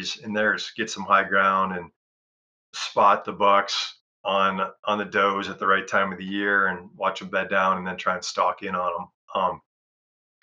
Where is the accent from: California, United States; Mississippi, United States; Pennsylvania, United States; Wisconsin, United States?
Wisconsin, United States; moved away; I grew up in Wisconsin